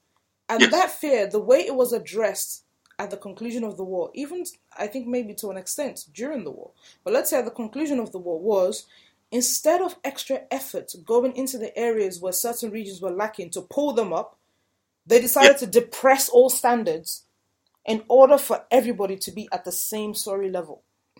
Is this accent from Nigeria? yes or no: yes; southern Nigeria, Nigeria; I'm speaking for myself as a Southerner